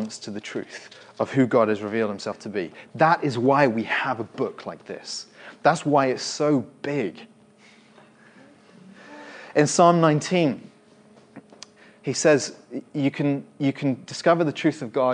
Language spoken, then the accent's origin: English; Winchester, South East England, United Kingdom; I remember as a teenager, I grew up in Winchester.